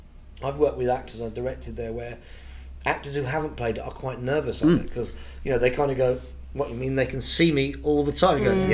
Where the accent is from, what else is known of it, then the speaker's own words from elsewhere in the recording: Birmingham, West Midlands, United Kingdom; I was born in Birmingham. There was no show business in my family at all. My mum was a dinner lady.